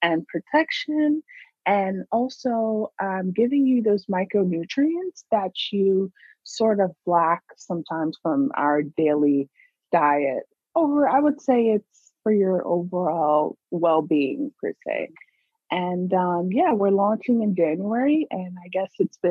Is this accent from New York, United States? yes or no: yes; New York, United States; now in California, United States; I was born in New York too